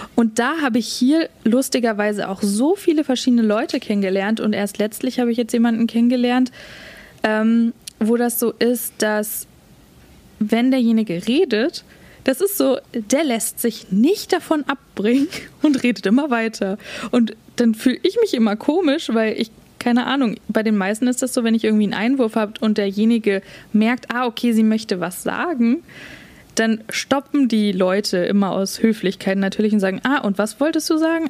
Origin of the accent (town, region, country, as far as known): Germany; born or raised there; moved away as an adult; now in Vancouver, Canada